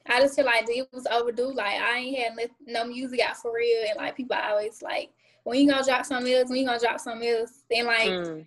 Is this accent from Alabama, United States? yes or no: yes; Birmingham, Alabama, United States; I'm from Birmingham, Alabama, the west side of Birmingham, Alabama.